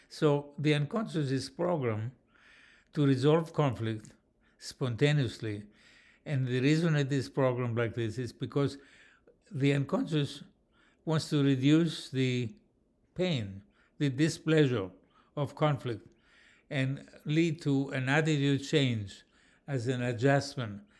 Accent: Athens, Attica, Greece; I come from Athens, Greece

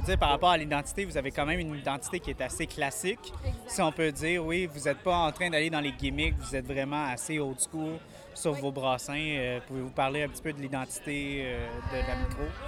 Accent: Montreal, Quebec, Canada; moi je viens de Montréal

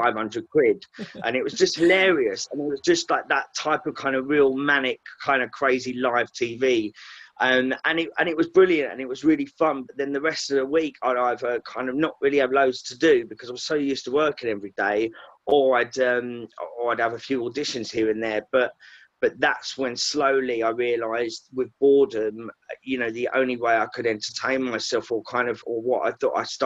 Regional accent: Essex, East of England, United Kingdom; moved away as an adult; also born or lived in Liverpool; I'm from Essex

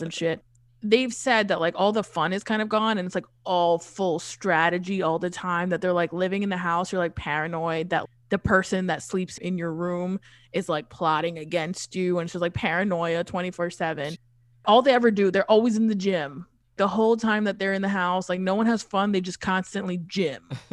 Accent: New York City, New York, United States; I grew up in Queens

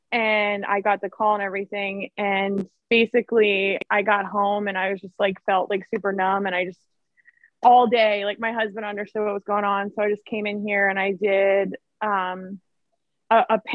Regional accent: Seabrook, Texas, United States; moved away as an adult; now in San Diego, United States; I'm like maybe like 30 minutes from Galveston. So I'm like near like the Seabrook, LaPorte area

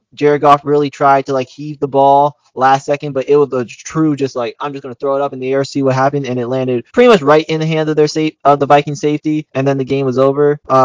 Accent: New Jersey, United States; also born or lived in West Palm Beach, Florida; I'm from South Jersey

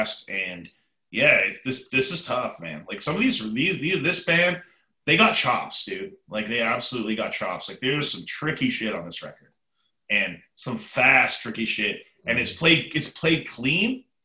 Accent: Canada; now in United States; I live in America, I am definitely, you know, 100% Canadian

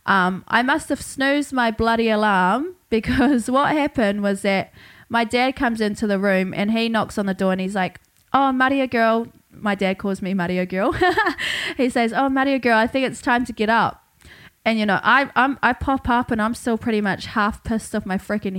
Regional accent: Hawke's Bay, New Zealand; now in Brisbane, Australia; I got back to Brisbane about a week ago after spending 3 whole weeks in my hometown, Hawke's Bay, New Zealand

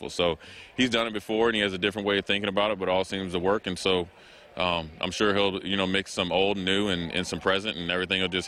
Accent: Minnesota, United States; I'm from Minnesota, so uh, you know, I'm not from Nebraska.

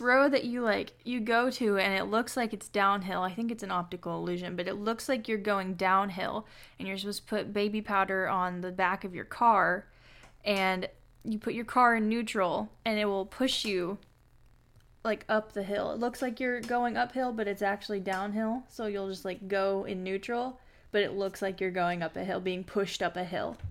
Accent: Kentucky, United States; we're from Kentucky

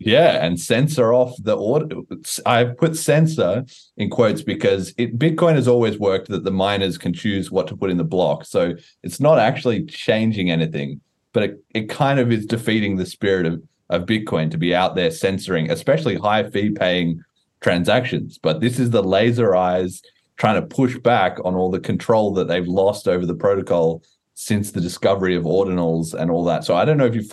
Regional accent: Australia; I'm Australian

